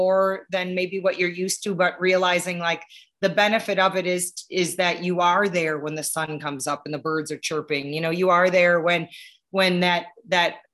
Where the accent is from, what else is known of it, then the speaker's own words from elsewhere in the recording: Wisconsin, United States; I grew up in Wisconsin